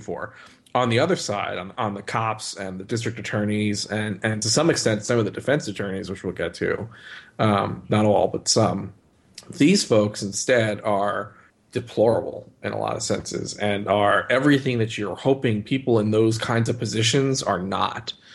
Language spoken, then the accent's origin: English; Northeast, United States; growing up in the Northeast